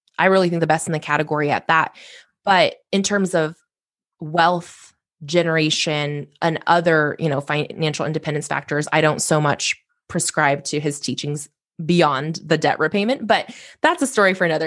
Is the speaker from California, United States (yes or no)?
no; Corvallis, Oregon, United States; I ultimately transferred home to Oregon State University, which is in my hometown of Corvallis